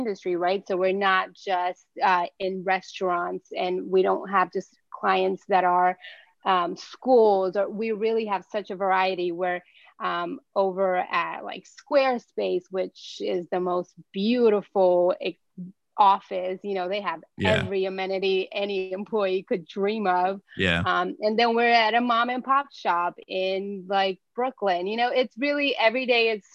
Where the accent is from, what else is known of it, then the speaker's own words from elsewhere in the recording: Brazil; also born or lived in Virginia; now in New York City, United States; I haven't lived anywhere other than Brazil. I was born in Brazil, but yeah. I've lived in Virginia for, you know, over 20 years